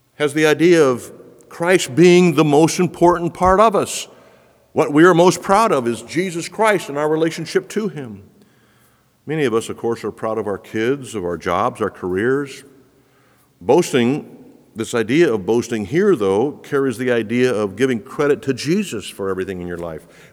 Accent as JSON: {"language": "English", "town": "Quito", "region": "Pichincha", "country": "Ecuador", "tie": "born or raised there", "moved": "yes", "said": "the streets of Quito, where I grew up"}